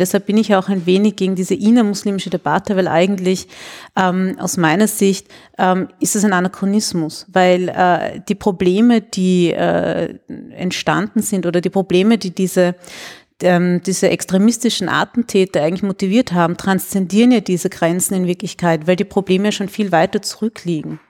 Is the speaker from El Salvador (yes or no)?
no; Vienna, Austria; Und ich sage dann aus Wien